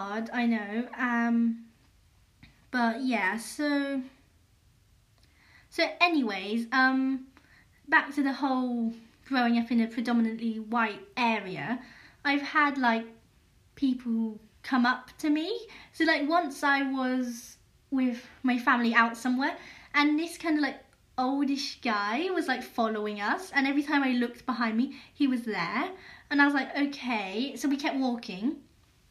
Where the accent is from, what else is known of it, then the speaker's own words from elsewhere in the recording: England, United Kingdom; also born or lived in Yongzhou, Hunan, China; I'm British and I grew up in England and culturally I'm British